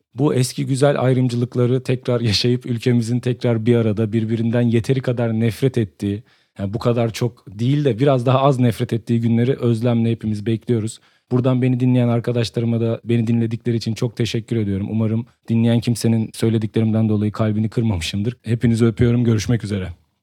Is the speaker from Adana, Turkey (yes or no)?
no; Samsun, Turkey; Ben Samsun'un Kadıköy mahallesinin Mis sokağında büyüdüm